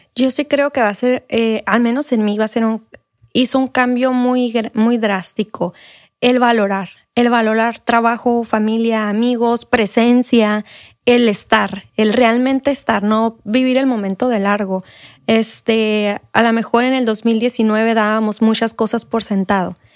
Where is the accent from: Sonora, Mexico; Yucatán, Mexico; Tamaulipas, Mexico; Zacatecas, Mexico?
Sonora, Mexico; San Luis Río Colorado; moved away as an adult; now in Mexicali, Mexico; soy de San Luis Colorado